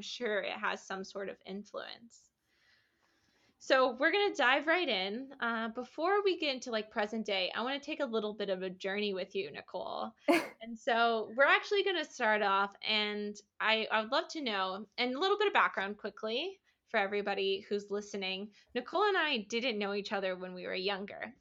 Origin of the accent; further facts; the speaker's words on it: Iowa, United States; I grew up in Iowa